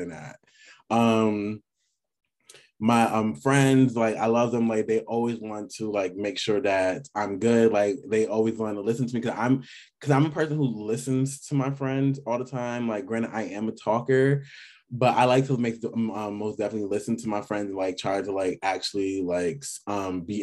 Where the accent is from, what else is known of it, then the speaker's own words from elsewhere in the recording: New York City, New York, United States; I'm from New York City, by the way, and we are very cocky people